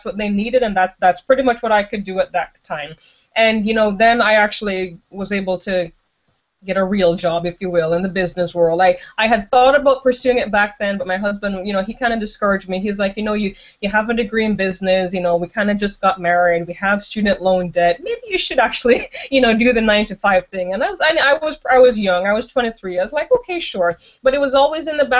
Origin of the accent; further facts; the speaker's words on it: Jamaica; moved away as an adult; now in United States; I've been living in the United States for about 14 years, but I'm originally from Jamaica.